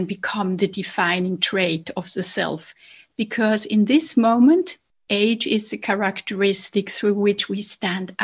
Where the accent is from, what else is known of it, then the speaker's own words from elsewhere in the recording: Basel, Basel-Stadt, Switzerland; accent: Basel dialect; now in Zurich, Switzerland; I grew up in a different town in Switzerland from Zurich. I grew up in Basel.